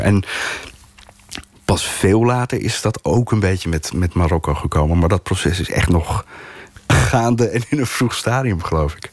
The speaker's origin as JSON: {"language": "Dutch", "town": "Amsterdam", "region": "North Holland", "country": "Netherlands", "tie": "born or raised there", "said": "een klein gedeelte van mijn eigen jeugd. Maar dan van moederskant, de Amsterdamse kant."}